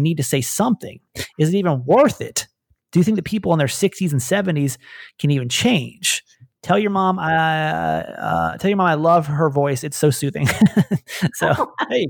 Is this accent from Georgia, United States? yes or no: yes; Georgia, United States; moved away as an adult; now in California, United States; I was born and raised in Georgia